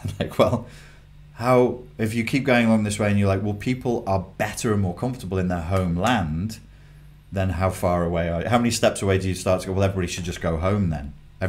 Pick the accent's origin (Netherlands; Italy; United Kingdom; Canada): Netherlands; I'm Dutch.